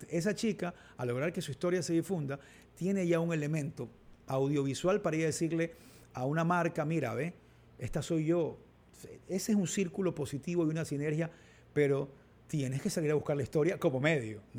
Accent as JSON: {"language": "Spanish", "town": "Olón", "region": "Santa Elena", "country": "Ecuador", "tie": "born or raised there", "said": "Yo, crecí en Olón gran parte de mi vida, cuando se iba a la playa y, ya de viejo finalmente pude construir mi casita."}